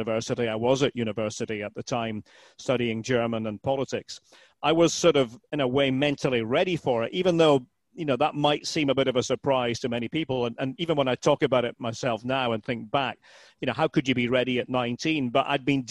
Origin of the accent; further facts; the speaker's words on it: Aberdeen, Scotland, United Kingdom; moved away as an adult; now in United States; I was born in Aberdeen